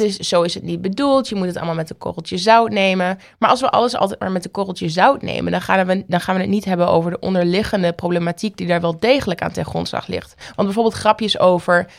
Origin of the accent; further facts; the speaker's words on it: Oldenzaal, Overijssel, Netherlands; moved away; also born or lived in Paris, France; Oldenzaal, waar ik geboren ben